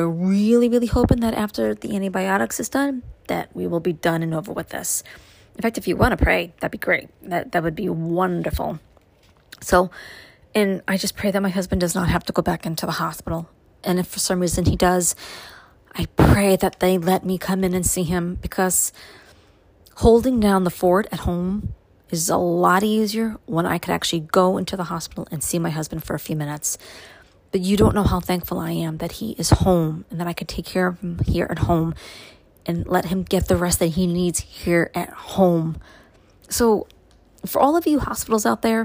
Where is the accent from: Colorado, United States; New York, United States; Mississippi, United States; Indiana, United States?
New York, United States; New York City; now in upstate New York, United States; my growing up in Brooklyn